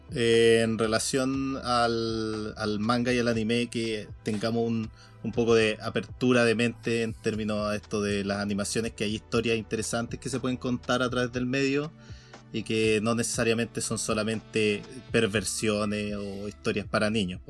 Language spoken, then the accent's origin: Spanish; Chile; como buen chileno